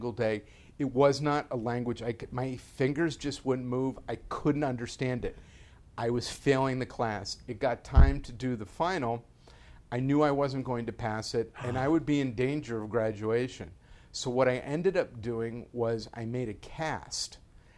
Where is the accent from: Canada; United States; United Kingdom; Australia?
United States; New Jersey; moved away; we didn't have that in Jersey